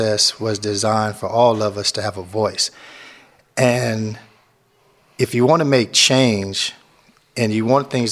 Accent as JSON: {"language": "English", "town": "Memphis", "region": "Tennessee", "country": "United States", "tie": "born or raised there", "also_born_or_lived": "Long Beach, California", "moved": "yes", "lives_now": "San Quentin, United States", "said": "I'm from Long Beach, California. I grew up in Memphis, Tennessee."}